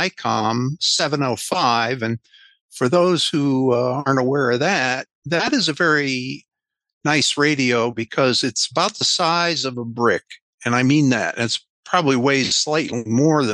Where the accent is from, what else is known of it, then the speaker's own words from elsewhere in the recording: Connecticut, United States; I grew up in Connecticut